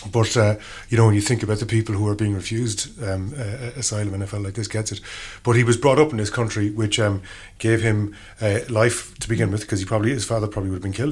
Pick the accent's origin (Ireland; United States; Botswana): Ireland; growing up in Ireland in the 80s